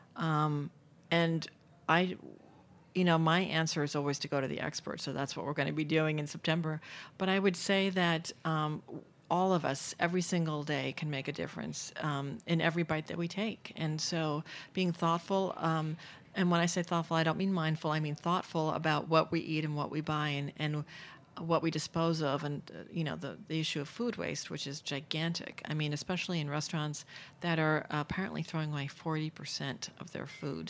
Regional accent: New York City, New York, United States; also born or lived in London; I grew up in Manhattan

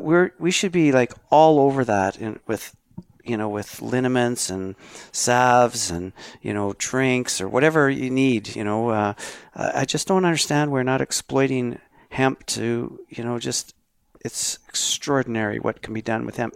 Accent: Canada

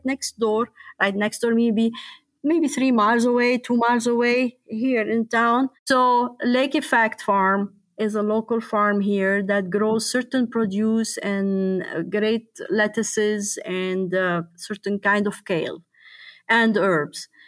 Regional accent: Lebanon; moved away as an adult; also born or lived in Louisville, Kentucky; now in Copper Harbor, United States; I was born and raised and lived in Lebanon

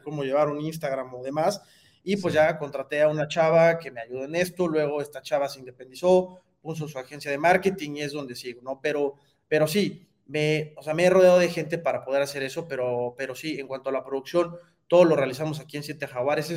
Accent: Mexico; como mexicanos

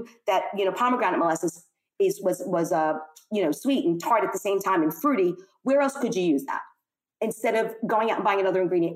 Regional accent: New York City, New York, United States; I'm clearly an American. I was born and raised in Brooklyn

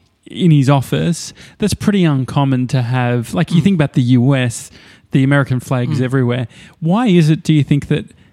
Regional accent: Endeavour Hills, Victoria, Australia; I grew up in Endeavour Hills next to Dandenong and it's still in me.

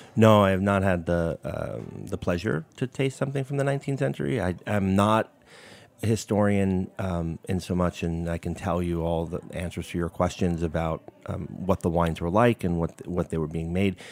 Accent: New York City, New York, United States; moved away as an adult; now in Napa Valley, United States; growing up in Brooklyn

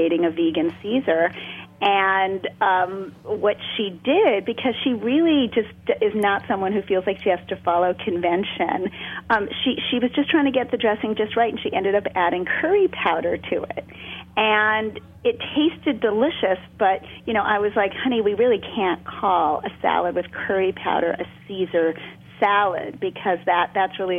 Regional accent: New York City, New York, United States; I grew up in Brooklyn. I was born in Brooklyn, and I grew up on TV dinners

